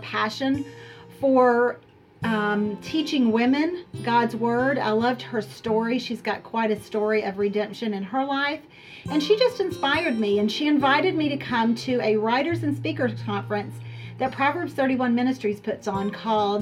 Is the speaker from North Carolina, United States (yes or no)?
yes; Charlotte, North Carolina, United States; My husband and I both were born and raised in the Charlotte area